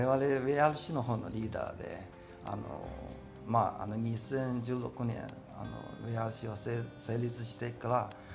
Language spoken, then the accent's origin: Japanese; Tianjin, China; Japanese is a second language; moved away as an adult; also born or lived in Shanghai; now in Japan; 私中国天津で出身で